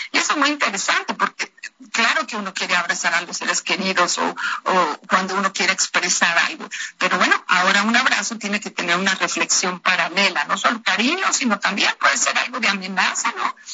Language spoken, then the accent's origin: Spanish; Mexico; nosotros como mexicanos